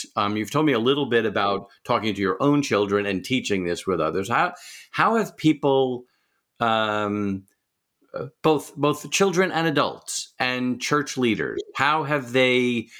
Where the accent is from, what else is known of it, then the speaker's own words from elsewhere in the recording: suburbs of New York City, United States; moved away; I come from a Jewish background, and I'm originally from New York, suburbs of New York City.